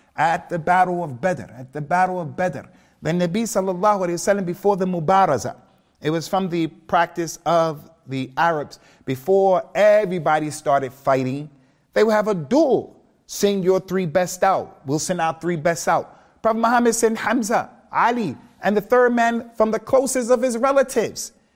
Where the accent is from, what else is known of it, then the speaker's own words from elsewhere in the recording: United States; moved away; also born or lived in Birmingham, United Kingdom / Keighley, United Kingdom / Liverpool, United Kingdom; me being African American